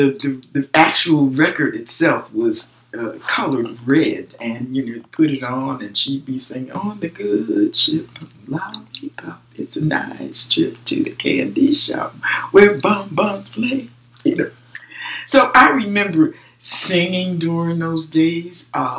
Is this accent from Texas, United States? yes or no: no; Newark, New Jersey, United States; I grew up in the city of Newark during the 50s, 60s.